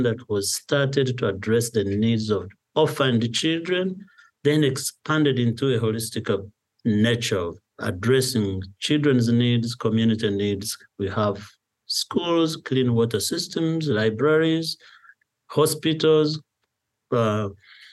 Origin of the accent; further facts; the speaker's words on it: Nyakagyezi, Kanungu District, Western Region, Uganda; moved away as an adult; also born or lived in United States; Born and raised in Nyaka, went to school in those areas. I ended up in the United States studying.